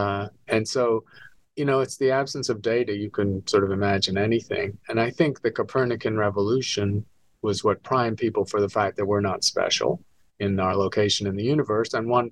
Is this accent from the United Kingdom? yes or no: yes; England, United Kingdom; moved away as an adult; also born or lived in Edinburgh / London / New York; now in Arizona, United States; I'm a Scot. I was born in Edinburgh, raised in England and London and New York, and eventually moved to the States because there are not many stars visible in Britain.